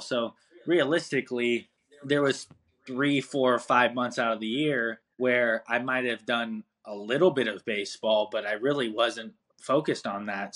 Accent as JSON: {"language": "English", "town": "Pasadena", "region": "California", "country": "United States", "tie": "born or raised there", "said": "I grew up in Pasadena, California"}